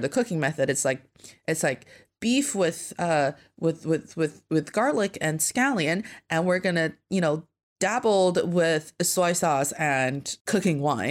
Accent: Northeast China, China; now in Beijing, China; I am from the northeast part of China

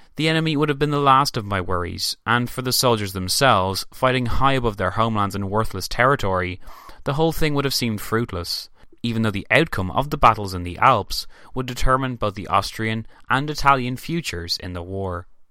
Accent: Ireland; I am Irish

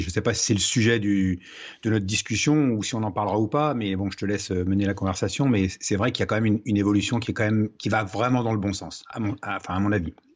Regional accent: Troyes, Grand Est, France; also born or lived in Marne valley; Je suis né à Troyes, dans l'Aube, donc euh, pays du Champagne.

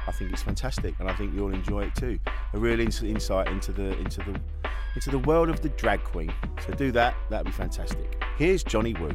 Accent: Orpington, London, United Kingdom; I grew up in Orpington

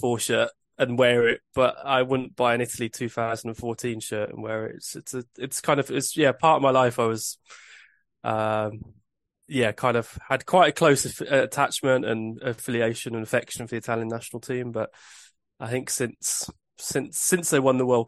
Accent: England, United Kingdom; I'm English

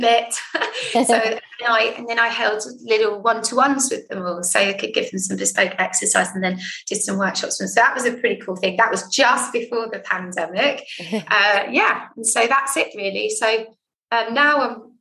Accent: Jersey; moved away; I'm from Jersey

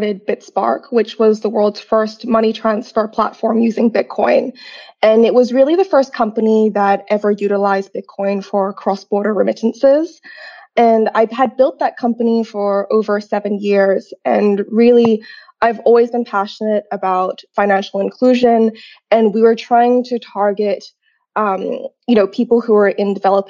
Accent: Grafton, New South Wales, Australia; English is a second language; also born or lived in Sai Kung, Hong Kong; I'm actually born and raised in Hong Kong. I'm half Chinese, half Australian. And I grew up in it was at that time a small coastal town called Sai Kung. And I went to international school, first local school, then international school. And I actually moved to Australia when I was 9 to Grafton

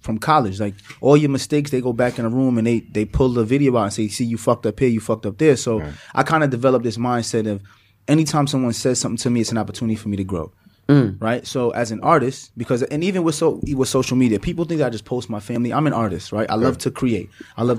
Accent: New York City, New York, United States; I grew up in Flatbush

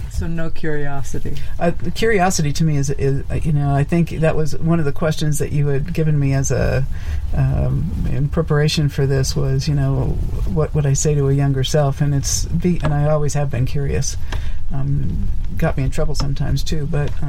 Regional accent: New York, United States; moved away as an adult; also born or lived in Nevada; was being from New York

